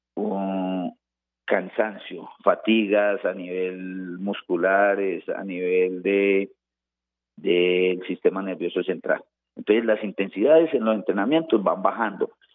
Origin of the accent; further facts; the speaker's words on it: Colombia; now in Manizales, Colombia; cómo somos los colombianos